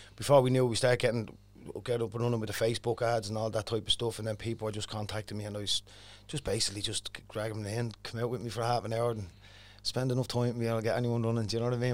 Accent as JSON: {"language": "English", "town": "Dublin", "region": "Leinster", "country": "Ireland", "tie": "born or raised there", "said": "growing up in Cherry Arthur was a bit of a, bit of a mad place it was years ago"}